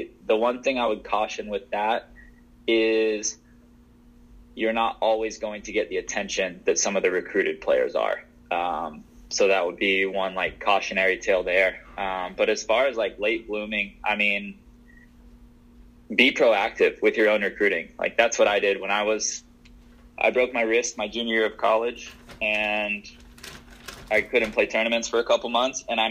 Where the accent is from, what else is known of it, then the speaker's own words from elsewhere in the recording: the South, United States; I was from the South